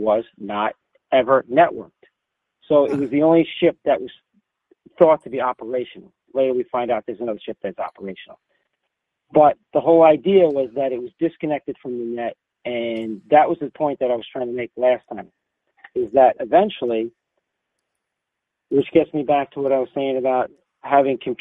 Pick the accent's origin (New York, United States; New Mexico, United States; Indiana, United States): New York, United States; New York City; accent: Bronx; my Bronx accent